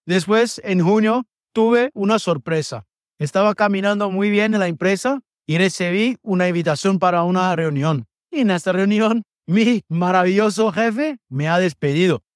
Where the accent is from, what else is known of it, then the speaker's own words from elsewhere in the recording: Brazil; Spanish is a second language; also born or lived in Vienna, Austria; now in Geneva, Switzerland; un brasileño que estaba viviendo en Viena y ahora justo ha cambiado a vivir en Suiza, en Ginebra